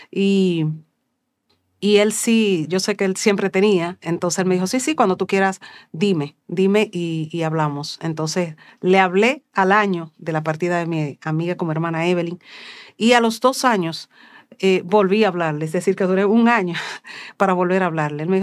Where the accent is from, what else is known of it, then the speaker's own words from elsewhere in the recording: Dominican Republic; Bendiciones mis hermanos. … Soy cantautora católica de República Dominicana.